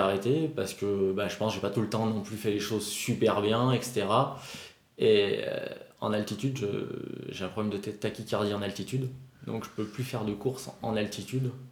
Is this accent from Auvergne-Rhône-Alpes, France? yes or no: yes; Albertville, Auvergne-Rhône-Alpes, France; also born or lived in South Korea; Moi je suis d'Albertville, mais j'ai toujours skié au Saisy, dans le Beaufortin, depuis l'âge de 3 ans